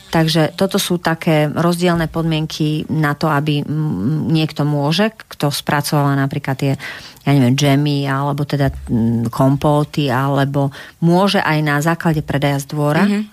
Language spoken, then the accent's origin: Slovak; Slovakia; my sme Slováci, my sme kreatívny národ